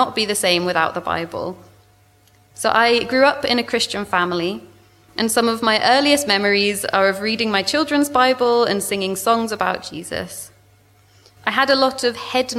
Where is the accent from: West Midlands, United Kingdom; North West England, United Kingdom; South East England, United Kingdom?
South East England, United Kingdom; moved away as an adult; now in Swansea, United Kingdom; You can probably tell from my accent, I'm originally from southeast England. I grew up near London.